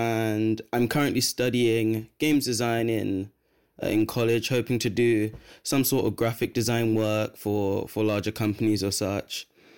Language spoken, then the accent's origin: English; London, United Kingdom; I'm from Brent